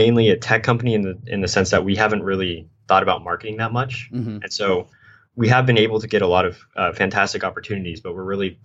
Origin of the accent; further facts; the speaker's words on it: San Diego, California, United States; I'm from California, San Diego, nice. SoCal